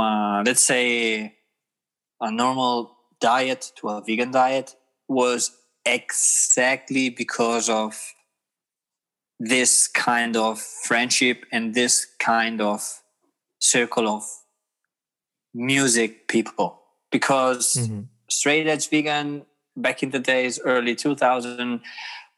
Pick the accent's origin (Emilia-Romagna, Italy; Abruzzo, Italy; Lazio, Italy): Emilia-Romagna, Italy; Rimini; English is a second language; moved away as an adult; now in Hamburg, Germany; I'm from Rimini, from Emilia Romagna.